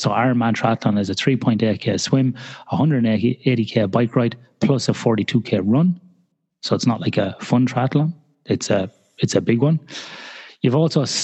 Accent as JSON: {"language": "English", "country": "Ireland", "said": "as an Irish person"}